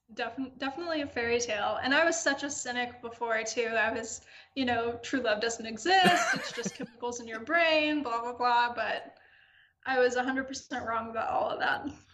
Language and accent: English; Atlanta, Georgia, United States; moved away; I'm from Atlanta originally